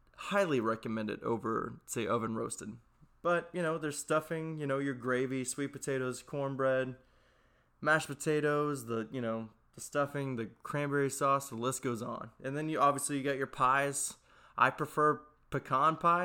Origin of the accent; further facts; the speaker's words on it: Texas, United States; I'm from Texas